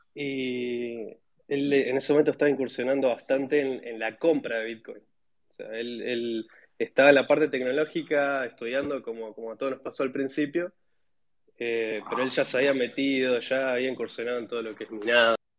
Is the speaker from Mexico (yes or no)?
no; Neuquén, Argentina; also born or lived in Cutral Có, Neuquén; yo soy nacido en, en Neuquén, en una, una ciudad chica que se llama Cutralcó, pero después estuve viviendo gran parte de mi vida en Neuquén Capital